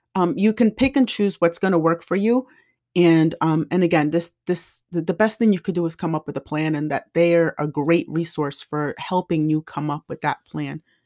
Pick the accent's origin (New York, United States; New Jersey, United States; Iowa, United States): New Jersey, United States; I grew up in Jersey